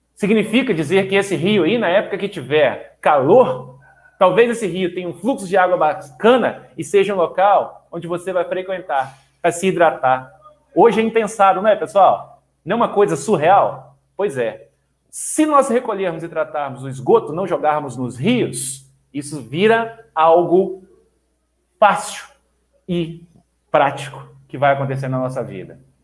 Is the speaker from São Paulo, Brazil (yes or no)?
no; Duque de Caxias, Rio de Janeiro, Brazil; moved away; Eu nasci no Rio de Janeiro, no Duque de Caxias, minha família tá, tramita entre Rio e Minas Gerais